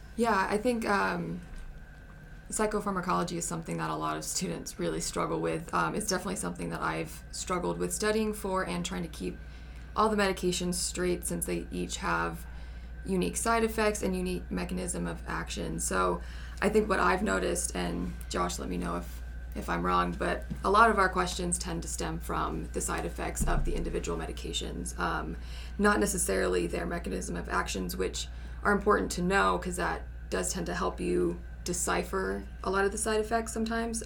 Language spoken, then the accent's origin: English; California, United States; moved away as an adult; now in Utah, United States; I grew up in California though, spent most of my life there